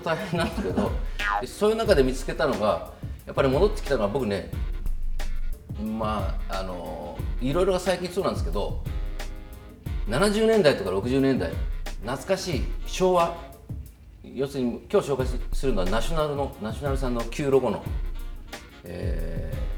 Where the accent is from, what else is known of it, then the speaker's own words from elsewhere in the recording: Niigata, Japan; 僕新潟県の出身